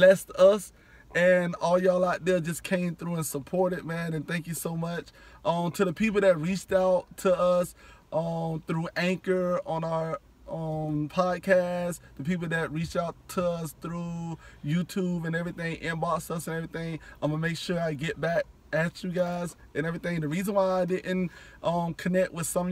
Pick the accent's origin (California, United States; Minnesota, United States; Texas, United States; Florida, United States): Florida, United States; Miami; born and raised in the county of Dade